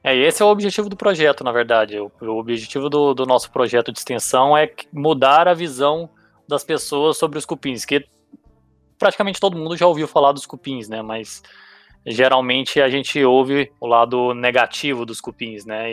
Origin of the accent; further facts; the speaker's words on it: Goiânia, Goiás, Brazil; moved away as an adult; also born or lived in Itumbiara, Goiás / Ribeirão Preto; Eu nasci, eu nasci em Tumbiara, que é na, na divisa de Goiás com Minas, mas eu com três anos de idade fui para Goiânia e passei o, a, até o, o, final da minha graduação ali com os 22 anos de idade em Goiânia